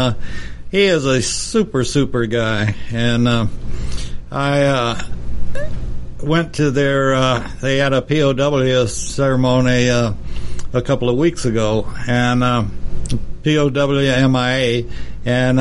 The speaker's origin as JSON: {"language": "English", "region": "Texas", "country": "United States", "tie": "born or raised there", "said": "Texas town hit by tornado, yada da da da, and I looked at it, and my goodness, that's my hometown"}